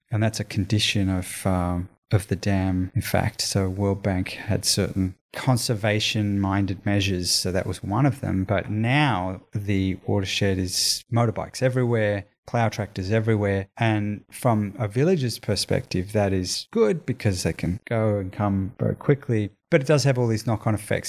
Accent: Australia; growing up in Australia

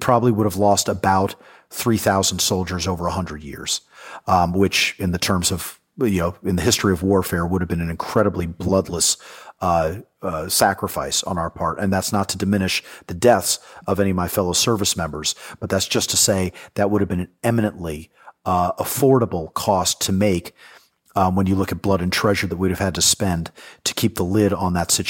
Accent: New York City, New York, United States; So I'm a native New Yorker. I was raised in the New York City of the 1980s, where crime ran amok.

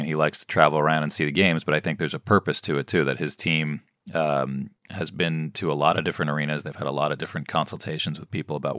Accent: New York City, New York, United States; I grew up near Madison Square Garden

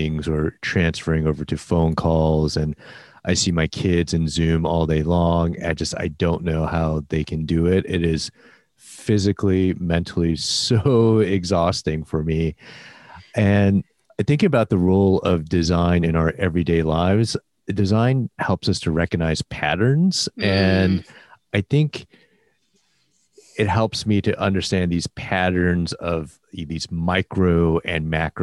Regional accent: Midwest, United States; moved away; As a Midwesterner

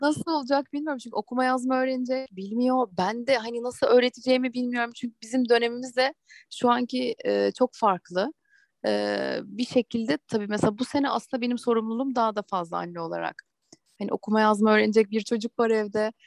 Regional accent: Ankara, Turkey; moved away as an adult; also born or lived in Eskişehir; now in Istanbul, Turkey; Ben Ankaralıyım. Eskişehir'de okudum. Üniversite bitince de İstanbul'a geldim.

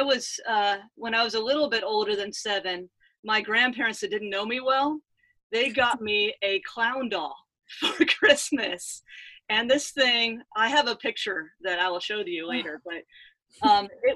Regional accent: Southern California, United States; moved away; also born or lived in Franklin, Tennessee; I grew up in Southern California

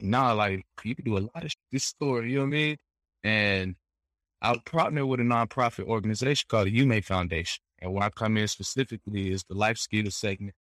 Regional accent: United States; we American, so we from America.

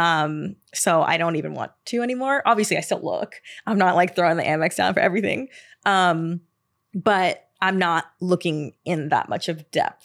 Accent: the South, United States; now in New York, United States; growing up in the South

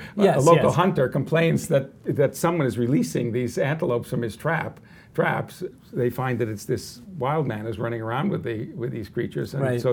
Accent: United States; I'm an American in the 21st century

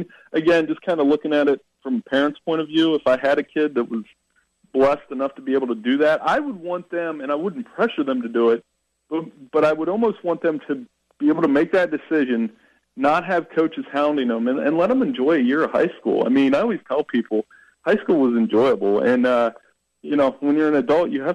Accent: Ohio, United States; moved away; growing up in Ohio

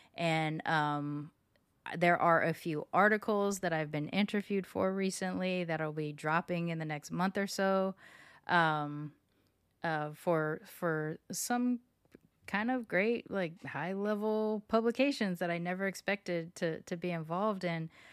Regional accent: Long Beach, California, United States; moved away as an adult; now in Houston, United States; my high school and my hometown, Long Beach

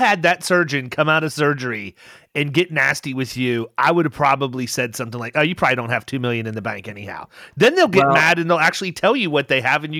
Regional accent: Lorain, Ohio, United States; born there; I was born in Lorain.

